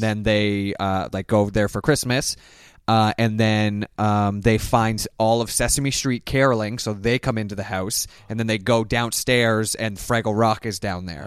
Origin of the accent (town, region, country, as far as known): Canada; born or raised there; moved away as an adult; now in United States